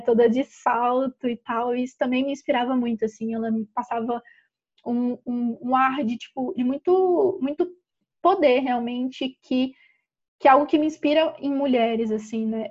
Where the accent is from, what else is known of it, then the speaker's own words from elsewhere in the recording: Ouro Branco, Minas Gerais, Brazil; a gente é do interior de Minas Gerais, uma cidadezinha chamada Ouro Branco